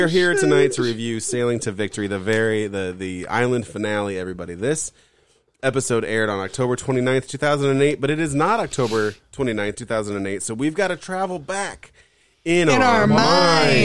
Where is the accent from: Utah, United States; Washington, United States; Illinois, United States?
Illinois, United States; Peoria; we're from Peoria, which is a caterpillar town